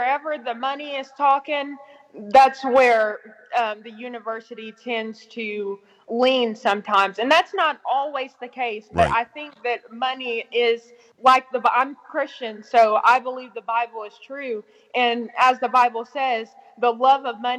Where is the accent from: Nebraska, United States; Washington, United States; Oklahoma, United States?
Oklahoma, United States; I'm Sooner born, Sooner bred, because I was born right there in the Sooner Hospital.